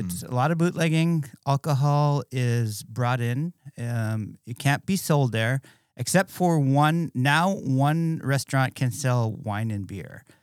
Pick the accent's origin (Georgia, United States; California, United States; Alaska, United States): Alaska, United States; Bethel; moved away as an adult; growing up in Bethel, it was pretty crazy, um, very small town